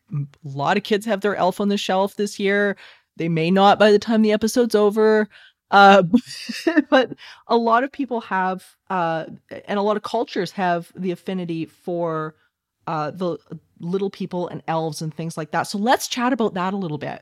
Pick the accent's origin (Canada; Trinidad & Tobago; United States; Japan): Canada; Alberta; I'm from Alberta